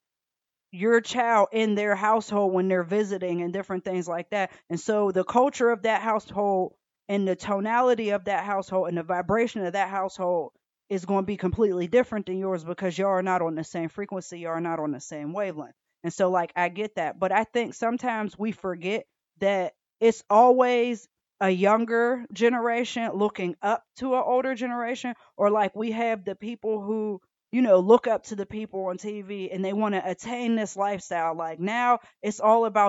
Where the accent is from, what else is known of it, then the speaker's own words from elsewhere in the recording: Atlanta, Georgia, United States; I grew up in Atlanta